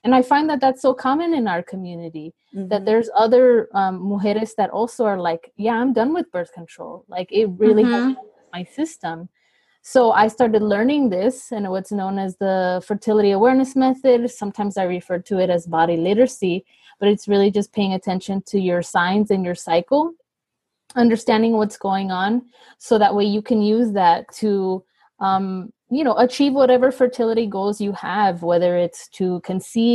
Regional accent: Los Angeles, California, United States; I am from Los Angeles, born and raised here

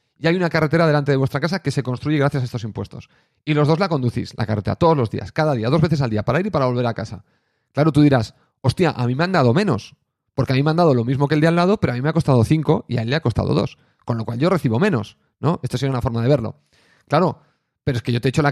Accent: Catalonia, Spain; Siendo catalán

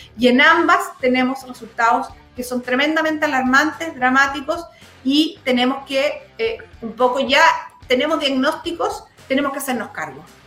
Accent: Los Lagos, Chile; now in Santiago, Chile; yo vengo de la zona

